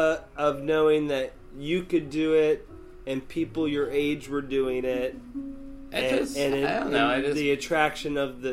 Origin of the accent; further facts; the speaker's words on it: Sarasota, Florida, United States; Growing up in Sarasota, yes.